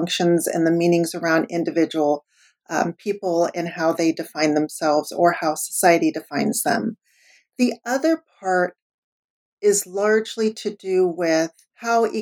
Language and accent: English; the Bay Area, California, United States; I grew up in the Bay Area.